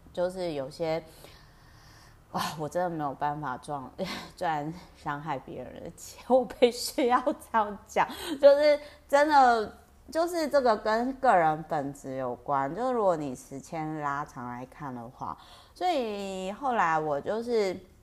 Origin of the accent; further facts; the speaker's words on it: Penghu County, Taiwan; accent: Penghu coastal (haikou) accent of Taiwanese Hokkien; 我讲台语好好溜哦。我的 Meta 台语呢，有点那个澎湖海口腔